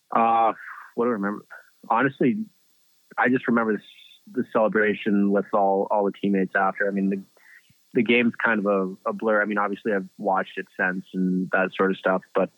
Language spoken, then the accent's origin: English; Canada; a kid growing up in Canada